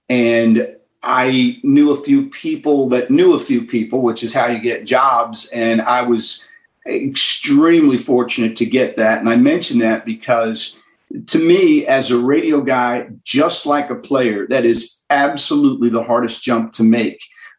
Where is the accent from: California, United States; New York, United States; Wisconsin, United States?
New York, United States; now in Birmingham, United States; And I grew up in New York, a big Yankee fan.